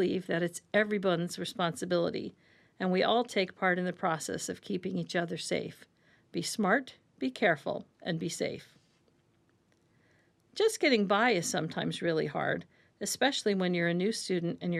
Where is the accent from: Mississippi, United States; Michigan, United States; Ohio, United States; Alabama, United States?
Ohio, United States; I grew up in Ohio